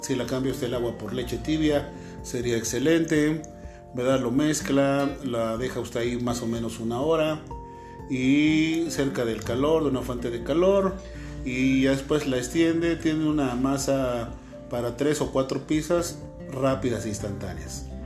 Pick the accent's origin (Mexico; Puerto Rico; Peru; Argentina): Mexico; aquí en México comemos nopales